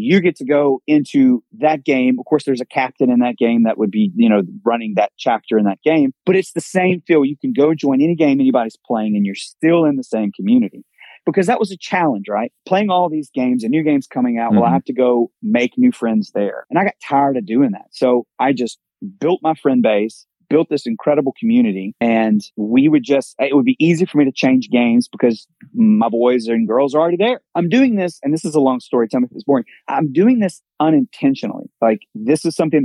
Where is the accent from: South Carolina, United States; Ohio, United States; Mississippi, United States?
Mississippi, United States; now in Miami, United States; I grew up in Mississippi